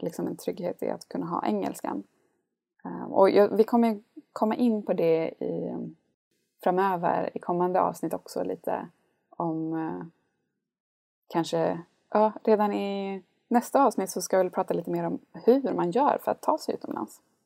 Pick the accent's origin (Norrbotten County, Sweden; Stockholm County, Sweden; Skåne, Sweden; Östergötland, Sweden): Norrbotten County, Sweden; Gällivare; moved away as an adult; also born or lived in Jönköping; så är jag uppvuxen i Lappland i en väldigt liten stad som heter Gällivare med 19 000 invånare